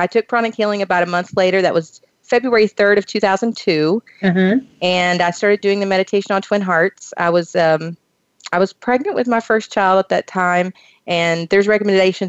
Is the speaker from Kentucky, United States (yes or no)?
yes; Kentucky, United States; I grew up in the Eastern Hills, the Appalachian Mountains of Eastern Kentucky